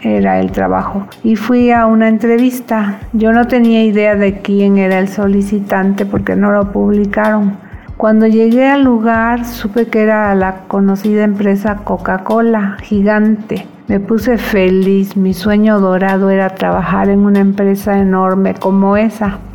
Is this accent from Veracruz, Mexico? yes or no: yes; Veracruz, Mexico; also born or lived in Mérida / Campeche; now in Cuernavaca, Mexico; Nací en 1960 en Veracruz. Toda mi familia es de Mérida y Campeche. Pero caso curioso es que mandaron a mi papá a Veracruz a trabajar y ahí nací sin estar previsto